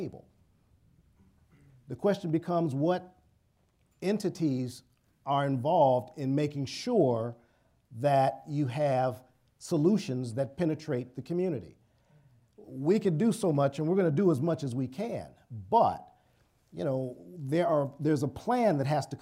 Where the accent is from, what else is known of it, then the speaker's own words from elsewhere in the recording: Cleveland, Ohio, United States; moved away; I'm from Cleveland, but I've not always lived here, but I've lived here most of my life.